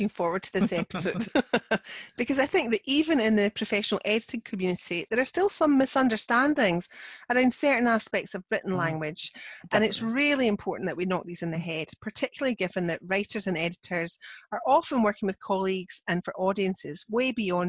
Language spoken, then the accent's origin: English; Scotland, United Kingdom; I'm the Scottish one.